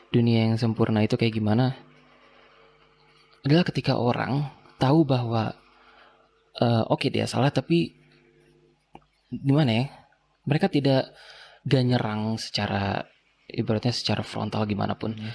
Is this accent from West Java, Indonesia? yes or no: yes; West Java, Indonesia; nggak tahu sih urang kita pakai urang karena kita orang Sunda Sunda